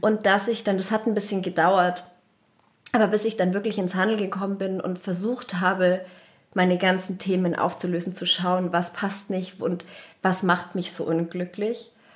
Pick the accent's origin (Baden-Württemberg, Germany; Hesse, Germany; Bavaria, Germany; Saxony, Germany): Bavaria, Germany; Munich; ich bin aus München